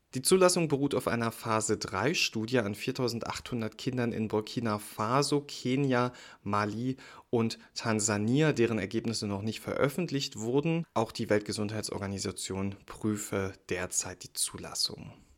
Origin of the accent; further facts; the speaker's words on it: Berlin, Germany; als Berliner